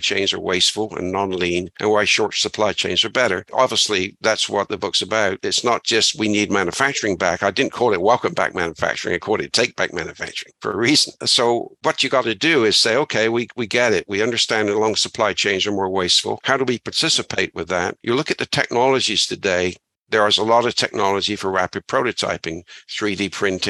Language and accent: English; Bristol, South West England, United Kingdom; moved away as an adult; now in Canada; I grew up in Bristol, England